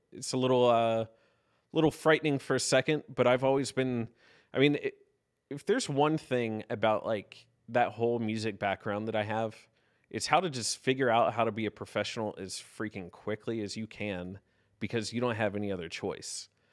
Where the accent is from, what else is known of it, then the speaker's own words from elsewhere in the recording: South Carolina, United States; also born or lived in Pittsburgh, Pennsylvania; now in Lexington, United States; I was born and raised in South Carolina, um, actually, but spent a ton of time in the Pittsburgh area.